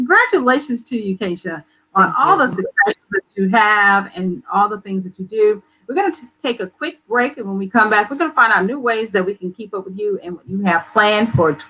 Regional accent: Tennessee, United States; also born or lived in Washington, D.C. / Los Angeles / Detroit; now in Memphis, United States; Now, I was born in Washington, D.C., but my mother, as many Southerners, they'll bring their children back south to, quote unquote, raise us. So right. But Tennessee area has been home majority of my life, but I have lived other places.

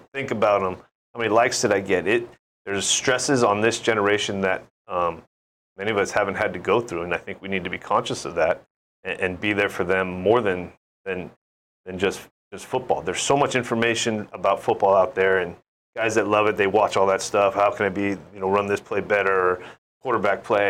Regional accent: San Francisco Bay Area, California, United States; now in Hawaii, United States; my hometown growing up

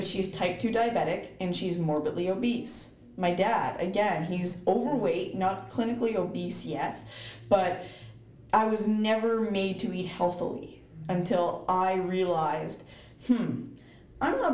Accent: East Coast, United States; I am from the East Coast

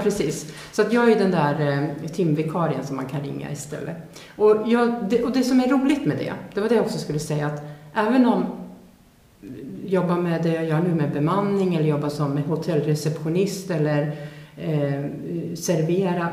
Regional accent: Sweden; jag är född svensk, jag kan språket

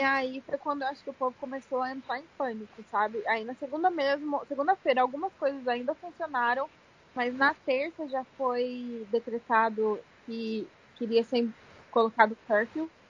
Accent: São José dos Campos, São Paulo, Brazil; moved away as an adult; now in New Jersey, United States; eu sou de São José dos Campos e ainda moro em New Jersey, nos Estados Unidos

